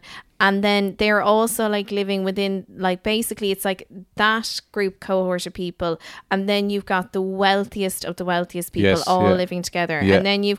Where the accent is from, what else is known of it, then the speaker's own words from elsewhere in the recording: Dingle, Munster, Ireland; also born or lived in Kildare; I think because you see, I would have split my time between Kildare and Dingle a lot.